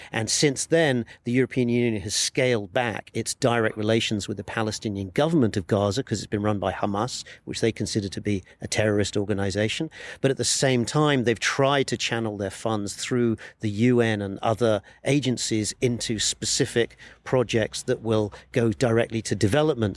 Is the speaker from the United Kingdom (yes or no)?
yes; United Kingdom; moved away as an adult; now in Jerusalem; I'm a British foreign correspondent. I've been based in Jerusalem for the last 15 years